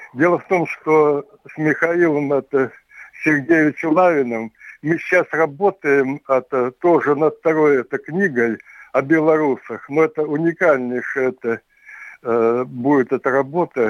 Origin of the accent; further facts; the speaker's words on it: Tevriz, Omsk Oblast, Russia; очень много от родни вот осталось в Омске, Евризии, откуда я родом